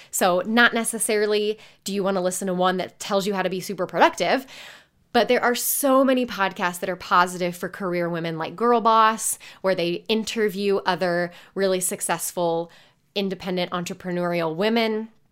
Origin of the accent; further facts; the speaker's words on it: Indiana, United States; I grew up in Indiana.